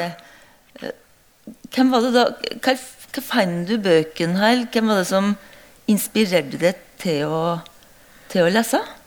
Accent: Skjåk, Innlandet, Norway; så er jeg fra Skjåk

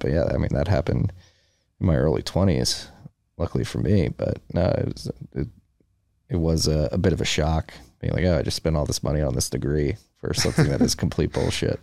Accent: Philadelphia, Pennsylvania, United States; I'm from Philadelphia, we're going through similar things up in Philly

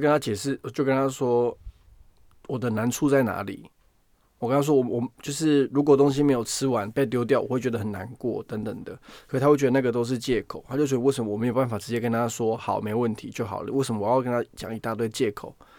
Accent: Taiwan; moved away as an adult; now in United Kingdom; 我人从台湾来到这边

